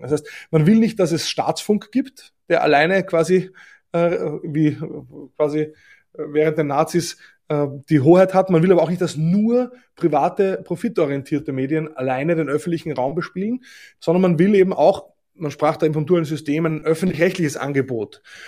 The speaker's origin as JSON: {"language": "German", "country": "Austria", "said": "Ich finde als Österreicher"}